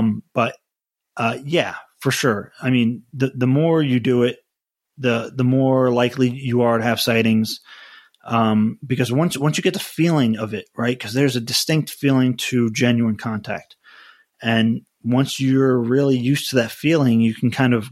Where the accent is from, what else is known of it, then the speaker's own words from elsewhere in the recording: United States; I'm an American